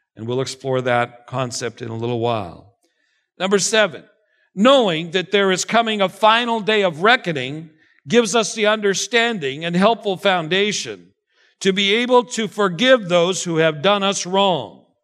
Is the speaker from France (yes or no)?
no; Canada; moved away; being a Canadian